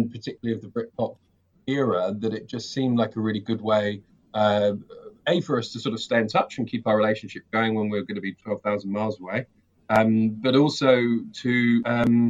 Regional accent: England, United Kingdom; moved away as an adult; also born or lived in London; now in New Zealand; I'm originally from England, and I now live in New Zealand. Moved here about 3 years ago.

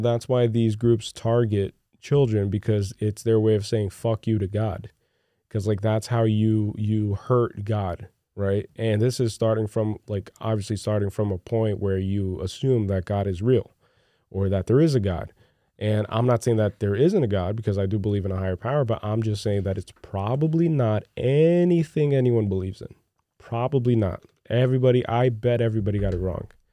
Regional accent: Brazil; moved away; growing up in Brazil

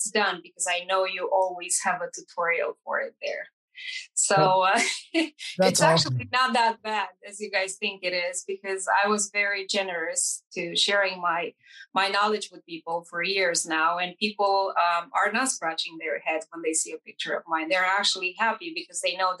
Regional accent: Romania; English is a second language; moved away; I grew up in Romania, in East Europe. It's a Latin country. I was born and raised in a communist country.

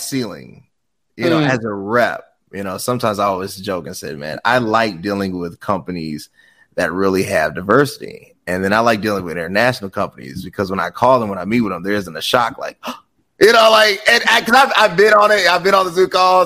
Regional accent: United States; I'm an American

